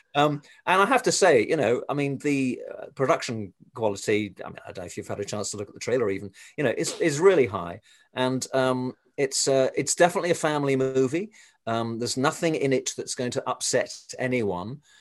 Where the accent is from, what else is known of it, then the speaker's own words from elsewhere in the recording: England, United Kingdom; moved away; I come from England originally, as you can probably tell from my accent